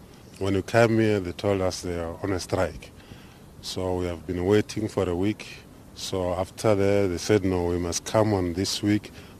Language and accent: English; Venda, Limpopo, South Africa; we're coming from Venda.